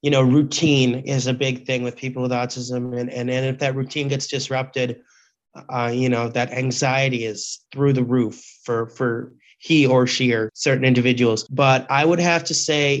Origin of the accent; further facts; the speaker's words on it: Appleton, Wisconsin, United States; I grew up in Appleton, Wisconsin, where it's cold in the winter